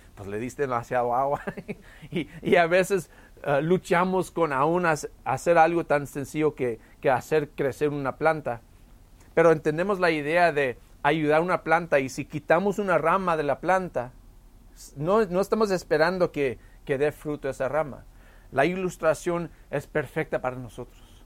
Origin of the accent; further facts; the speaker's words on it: El Paso, Texas, United States; tuvimos una vid en nuestra casa cuando yo crecí aquí en El Paso